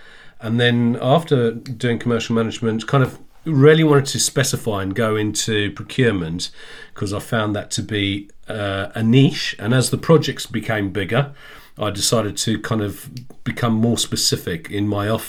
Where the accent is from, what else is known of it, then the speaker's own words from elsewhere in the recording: South Africa; moved away as an adult; Yeah, thank you. So … I grew up in South Africa. I left when I was 18.